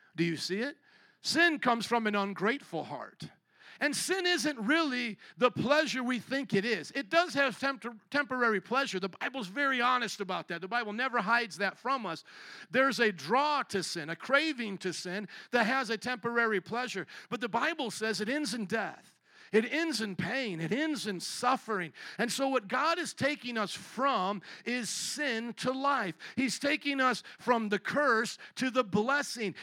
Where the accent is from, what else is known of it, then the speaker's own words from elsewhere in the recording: United States; I was born in the American culture